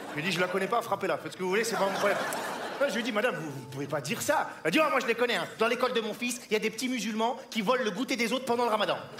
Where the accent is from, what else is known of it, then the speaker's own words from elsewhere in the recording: France; je suis français, je suis français et fou, je suis métisse, hein. ma mère est française, mon père est sans papier